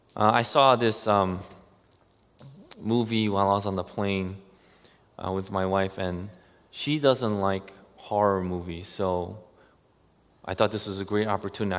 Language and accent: English; New York City, New York, United States; growing up in Queens